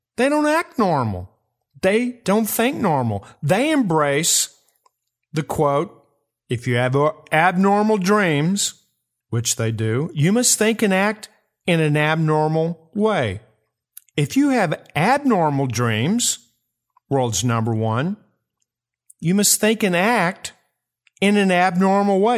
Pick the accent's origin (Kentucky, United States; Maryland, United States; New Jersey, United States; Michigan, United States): Kentucky, United States; my home state, Kentucky